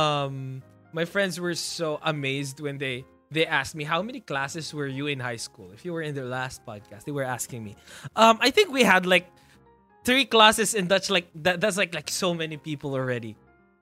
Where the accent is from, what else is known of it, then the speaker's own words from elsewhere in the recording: Ilocos Region, Philippines; I'm from Ilocos, the farthest from the north